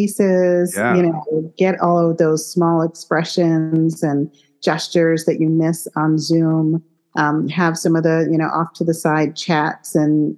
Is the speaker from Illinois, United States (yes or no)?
yes; Chicago, Illinois, United States; moved away; It is my hometown